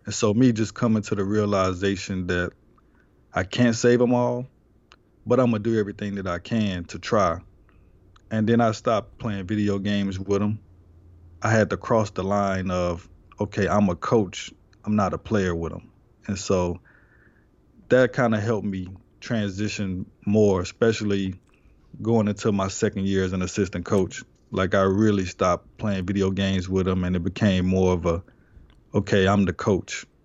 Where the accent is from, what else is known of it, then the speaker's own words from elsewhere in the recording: Houston, Texas, United States; I grew up in the inner cities um, a lot of different inner cities in Houston